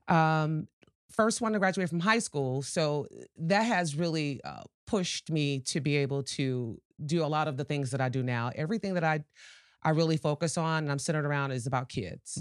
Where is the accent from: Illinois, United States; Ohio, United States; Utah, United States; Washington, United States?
Illinois, United States; Chicago; moved away as an adult; now in Portage, United States; born and raised in Chicago.